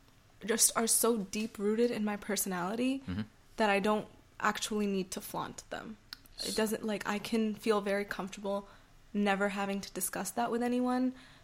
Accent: India; But I almost never offer up right away that I'm from India.

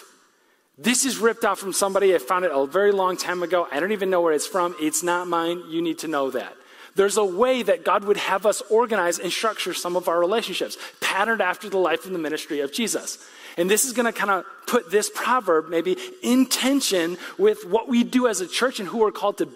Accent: West Michigan, United States; I'm from West Michigan

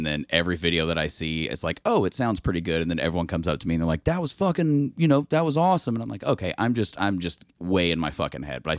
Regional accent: Indianapolis, Indiana, United States; Yes, I'm from the west side of Indianapolis. I went to high school. I went to Ben Davis.

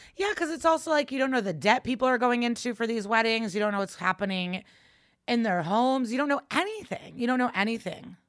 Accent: Chicago, Illinois, United States; moved away; I'll be back home in Chicago in January

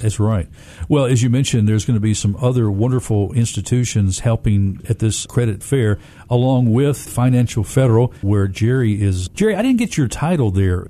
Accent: Memphis, Tennessee, United States; I grew up here in Memphis, single parent home

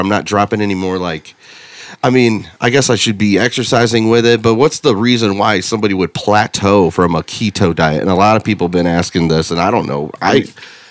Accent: United States; I'm an American through and through, cheeseburger eating.

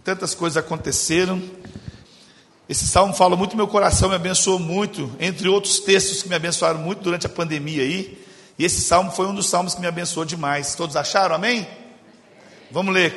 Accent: Belo Horizonte, Minas Gerais, Brazil; sou nascido e criado em Belo Horizonte

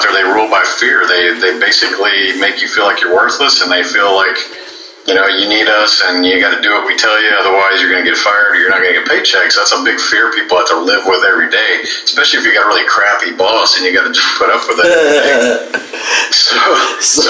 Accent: Houston, Texas, United States; I am a native Houstonian. I grew up here in the Houston area

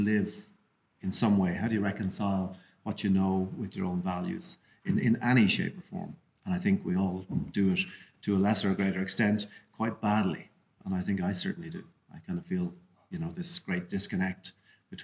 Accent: Kilkenny, Leinster, Ireland; moved away as an adult; now in Dublin, Ireland; I grew up in Kilkenny

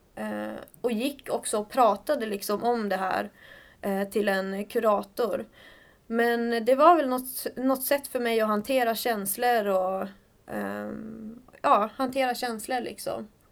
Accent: Skellefteå, Västerbotten County, Sweden; moved away as an adult; also born or lived in Örebro; now in Stockholm, Sweden; Jag kommer från Skellefteå Mm. Eh, en stad i, i Norrland. Ja, och har bott där i princip hela mitt liv

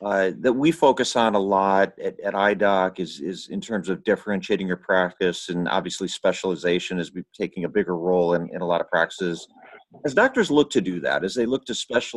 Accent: Chicago, Illinois, United States; my hometown of Chicago

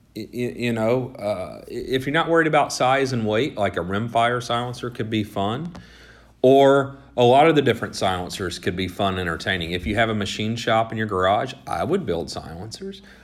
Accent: Georgia, United States; I grew up and lived in Georgia, and so there are a lot of machine guns in Georgia

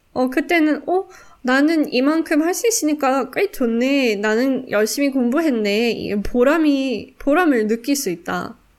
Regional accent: South Africa; Korean is a second language; now in Singapore; 100% 남아공 사람

